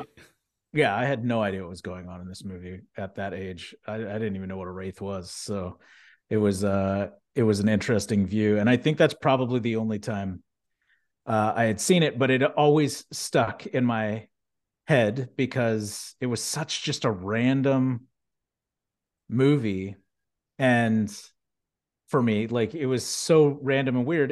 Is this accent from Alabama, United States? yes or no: no; Houston, Texas, United States; growing up in Houston, having family that worked at NASA